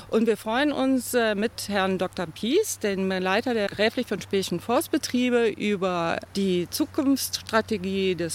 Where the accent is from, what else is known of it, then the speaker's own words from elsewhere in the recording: Düsseldorf, North Rhine-Westphalia, Germany; äh, ich komme aus Pempelfort